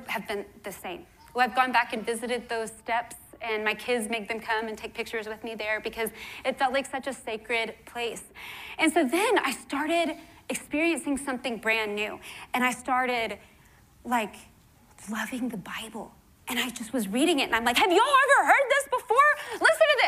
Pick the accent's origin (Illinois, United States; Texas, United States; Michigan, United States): Texas, United States; Houston; the only reason I believe in Christ is because I was born in Houston, Texas, you know? And that's just what everyone here believes.